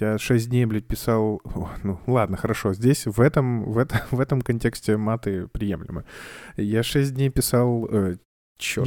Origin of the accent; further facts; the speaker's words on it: Kamchatka Krai, Russia; moved away; also born or lived in Saint Petersburg; я с Камчатки